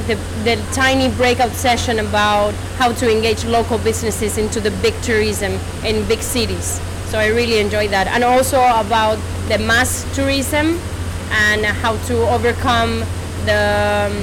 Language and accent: English; Spain; I'm from Spain